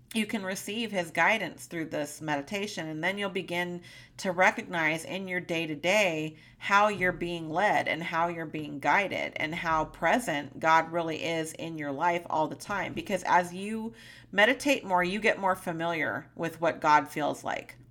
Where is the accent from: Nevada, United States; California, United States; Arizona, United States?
California, United States; moved away as an adult; now in Montana, United States; my lifelong home in California